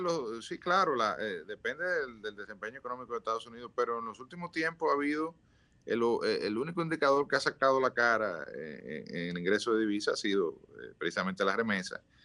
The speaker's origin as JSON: {"language": "Spanish", "country": "Dominican Republic", "said": "todos somos dominicanos"}